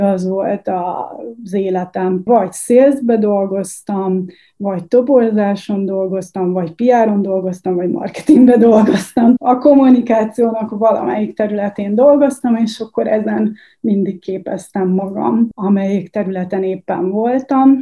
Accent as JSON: {"language": "Hungarian", "town": "Bócsa", "region": "Bács-Kiskun", "country": "Hungary", "tie": "born or raised there", "moved": "as an adult", "said": "Bács Kiskun megye Bócsa"}